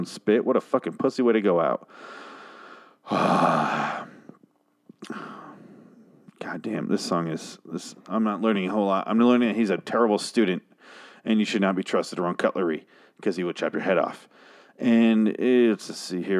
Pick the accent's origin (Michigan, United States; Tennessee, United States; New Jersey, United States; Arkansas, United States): Michigan, United States; I'm from Michigan too.